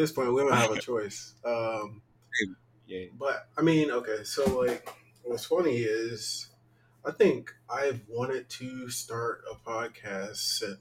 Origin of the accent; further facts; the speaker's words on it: Mississippi, United States; we're both from Mississippi